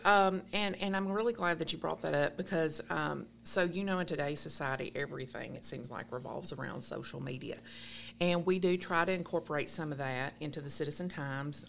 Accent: Allen County, Kentucky, United States; I was born and raised here in Allen County

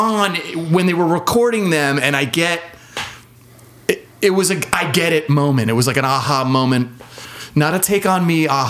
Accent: San Diego, California, United States; But here's the thing. In San Diego, there was a big, healthy punk rock scene, and so those were the shows I went to.

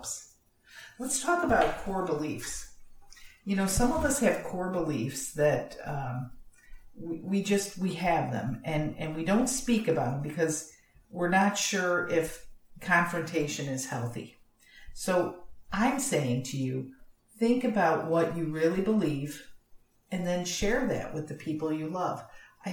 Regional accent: Florida, United States; You can tell I'm from Florida

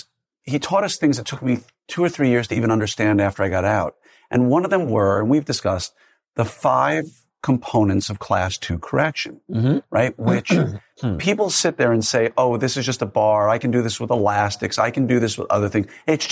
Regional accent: New York, United States; I'm a skeptic. I don't believe anything. Right? I grew up in New York.

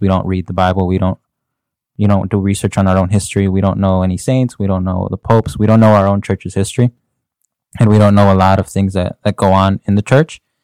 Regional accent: Chicago, Illinois, United States; I was born and raised in Chicago

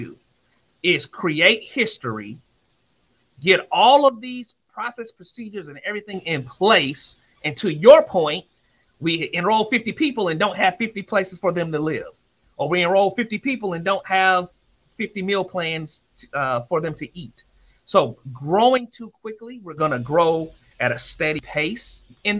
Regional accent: Columbia, South Carolina, United States; I'm from Columbia, South Carolina, the oldest of 5

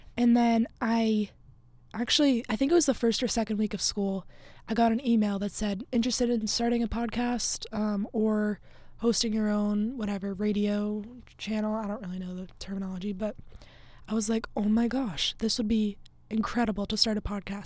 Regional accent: Massachusetts, United States; moved away as an adult; also born or lived in Fairfield, Connecticut; I grew up in Massachusetts, um, a little town, like, forty-ish minutes from Boston.

